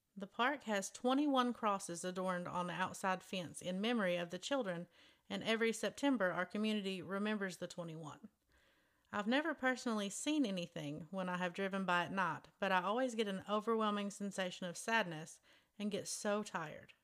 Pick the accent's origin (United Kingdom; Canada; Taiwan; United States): United States; Alton, Texas; in my hometown